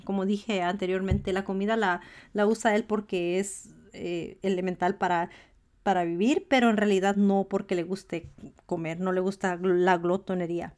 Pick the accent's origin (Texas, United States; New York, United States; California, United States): California, United States; Los Angeles; moved away as an adult; now in Washington, United States; Yo soy mexicana de madre y padre mexicanos. Mi papá y mi mamá solo hablaban español en casa. Yo crecí en Los Ángeles, California y me mudé